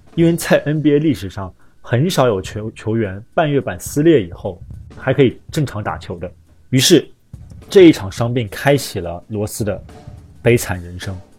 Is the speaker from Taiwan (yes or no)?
no; China; 我们中国人